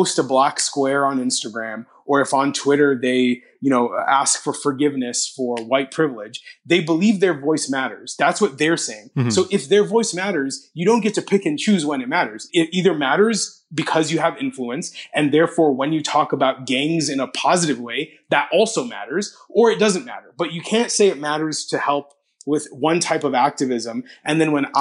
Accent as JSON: {"language": "English", "town": "Toronto", "region": "Ontario", "country": "Canada", "tie": "born or raised there", "said": "in Toronto, my hometown"}